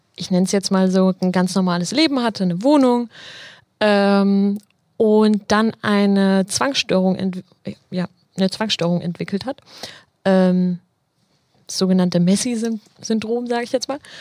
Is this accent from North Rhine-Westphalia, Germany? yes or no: no; Marburg, Hesse, Germany; now in Dortmund, Germany; Also ich komme ja nicht aus Dortmund, ich komme ja ursprünglich aus Marburg in Hessen